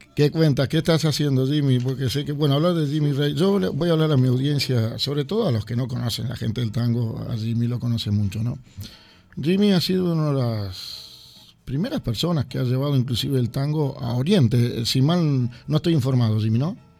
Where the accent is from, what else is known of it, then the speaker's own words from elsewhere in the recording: Uruguay; now in Sweden; yo como uruguayo